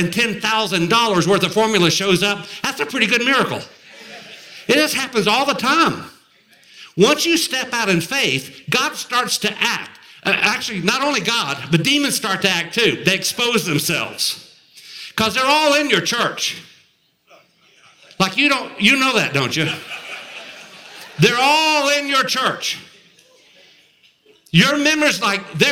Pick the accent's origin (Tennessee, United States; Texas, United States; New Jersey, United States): Tennessee, United States; Murfreesboro; They actually met in Murfreesboro, which is a real honor for us, my hometown, where I live now.